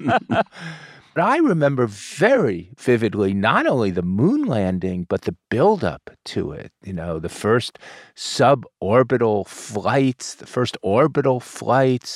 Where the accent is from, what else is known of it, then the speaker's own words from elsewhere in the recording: Florida, United States; we're both from Florida.